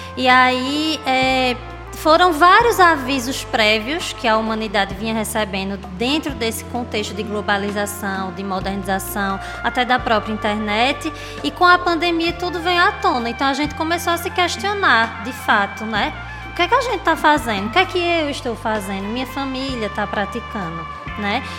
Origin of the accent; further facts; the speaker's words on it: Agreste of Pernambuco, Brazil; now in Recife, Brazil; eu sou uma mulher agrestina, né? Nasci no Agreste de Pernambuco